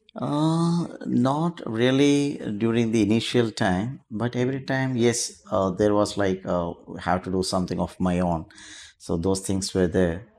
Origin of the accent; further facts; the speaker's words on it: Kochi, Kerala, India; moved away as an adult; also born or lived in Goa; now in Dubai, United Arab Emirates; I'm from Cochin, Kerala